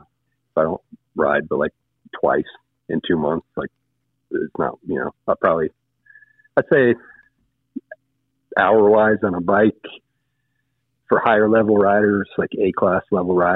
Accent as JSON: {"language": "English", "town": "Deadwood", "region": "South Dakota", "country": "United States", "moved": "yes", "said": "I'm from Deadwood"}